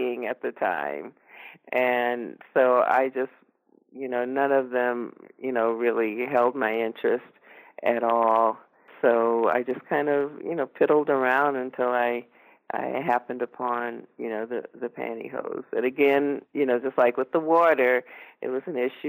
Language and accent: English; Los Angeles, California, United States; I was raised in Los Angeles